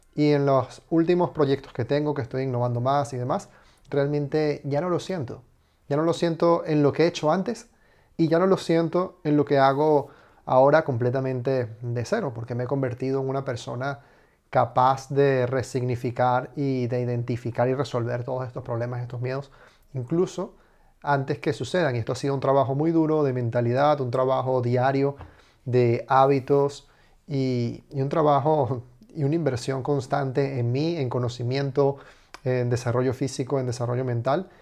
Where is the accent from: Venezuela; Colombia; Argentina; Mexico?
Venezuela; now in Spain; soy inmigrante, vengo de Venezuela